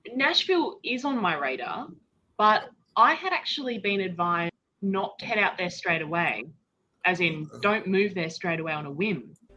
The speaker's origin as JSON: {"language": "English", "region": "Western Australia", "country": "Australia", "moved": "as an adult", "lives_now": "Las Vegas, United States", "said": "I'm from Western Australia."}